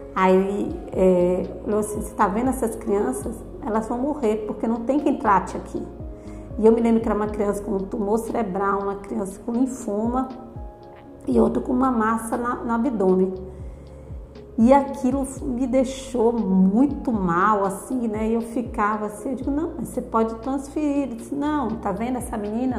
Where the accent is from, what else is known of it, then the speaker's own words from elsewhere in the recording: São Paulo, Brazil; now in Itabuna, Brazil; eu nasci em São Paulo